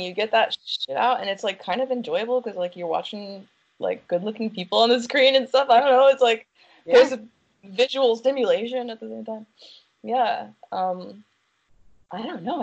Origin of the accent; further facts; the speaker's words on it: United States; I'm from America